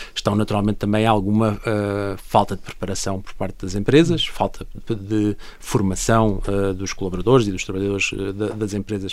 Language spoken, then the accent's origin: Portuguese; Portugal; nós como portugueses estando em Portugal